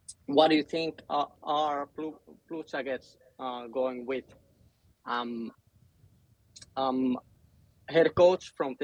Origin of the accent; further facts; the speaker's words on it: Finland; I'm from Finland